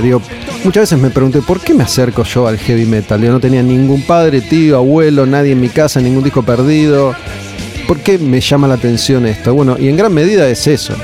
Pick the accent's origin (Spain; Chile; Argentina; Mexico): Argentina; somos así los argentinos